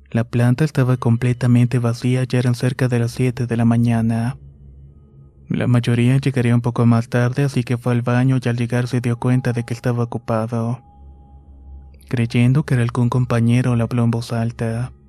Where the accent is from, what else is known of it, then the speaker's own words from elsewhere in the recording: Honduras; Soy de Honduras actualmente y vivo en la ciudad de Choloma